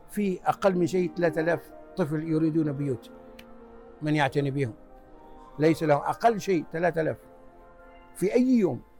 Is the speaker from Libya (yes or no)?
yes; Libya; moved away as an adult; now in United States; أنا جيت من ليبيا في من ليبيا إلى أمريكا سنة 1978 طالب درست بالجامعة في ولاية يوتا وتخرجت مهندس الإلكترونية